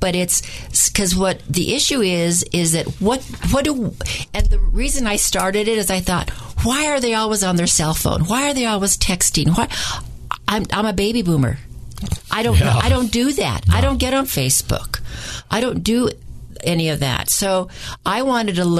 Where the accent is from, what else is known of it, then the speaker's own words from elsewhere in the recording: New Mexico, United States; I'm from New Mexico, so that's really ingrained in me about language and who we are as a great people